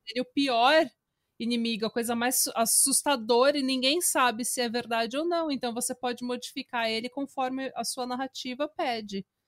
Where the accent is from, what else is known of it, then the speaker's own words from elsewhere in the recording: Brazil; moved away as an adult; Morei no Brasil 21 anos, sou brasileira, minha família inteira é brasileira